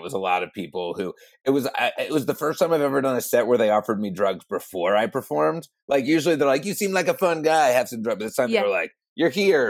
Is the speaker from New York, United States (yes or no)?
no; New Jersey, United States; now in Los Angeles, United States; because I'm from New Jersey